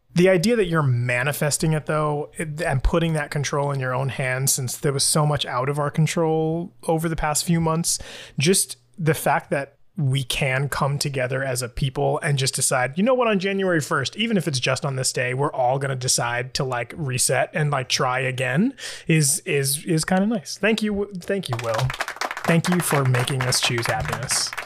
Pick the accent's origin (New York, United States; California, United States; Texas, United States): New York, United States; New York City; now in Florida, United States; I am from New York City. That's where I grew up